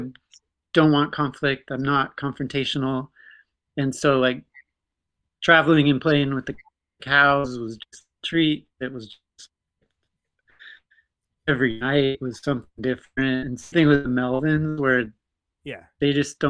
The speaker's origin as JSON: {"language": "English", "region": "North Dakota", "country": "United States"}